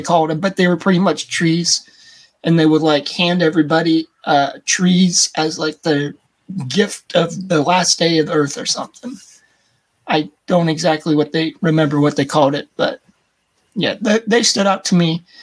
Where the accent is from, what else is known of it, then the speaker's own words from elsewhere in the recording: United States; accent: American; my American American accent's weird